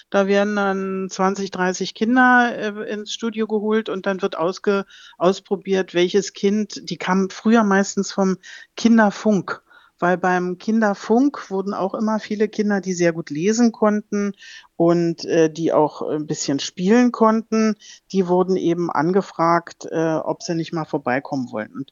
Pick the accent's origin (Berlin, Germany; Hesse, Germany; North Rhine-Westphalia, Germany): Berlin, Germany; accent: Berlin dialect; ich spreche nur privat Berliner Dialekt.